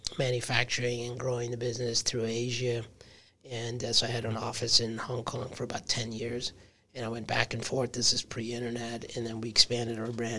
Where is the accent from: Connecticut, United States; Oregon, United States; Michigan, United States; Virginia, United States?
Michigan, United States; moved away as an adult; also born or lived in Brooklyn, New York / Manhattan, New York / California; I grew up in Michigan.